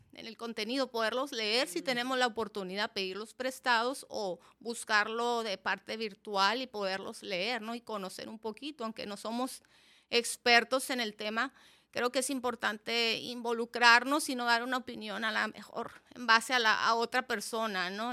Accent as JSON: {"language": "Spanish", "town": "Mexicali", "region": "Baja California", "country": "Mexico", "tie": "born or raised there", "moved": "as an adult", "said": "Soy de aquí de Mexicali, Cachanilla de nacimiento"}